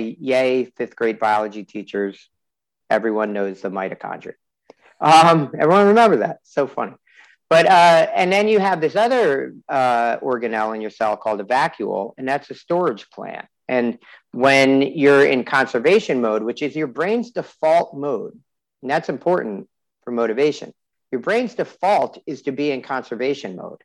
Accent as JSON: {"language": "English", "region": "New Jersey", "country": "United States", "tie": "born or raised there", "said": "New Jersey, which is my home state"}